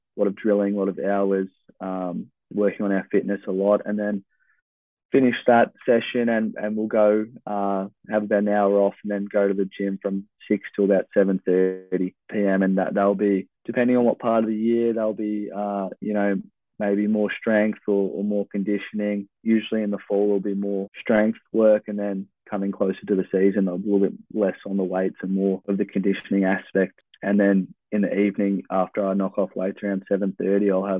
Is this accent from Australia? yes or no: yes; Traralgon, Victoria, Australia; moved away as an adult; now in Oregon, United States; growing up in Traralgon and a lot of travel and a lot of time by myself on public transport